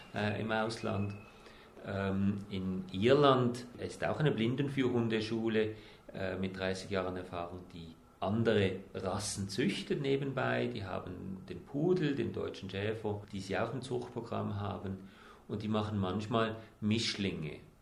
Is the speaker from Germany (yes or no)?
no; Switzerland; also born or lived in New Zealand; bei uns in der Schweiz